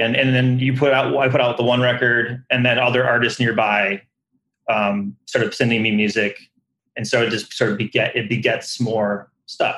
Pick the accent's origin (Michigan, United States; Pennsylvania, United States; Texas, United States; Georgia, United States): Michigan, United States; Detroit; growing up in the Detroit area